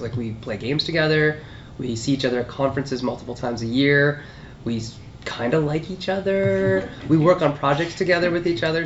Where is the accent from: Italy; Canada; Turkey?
Canada; Sault Ste. Marie, Ontario; growing up in Sault Ste. Marie, Ontario, way up north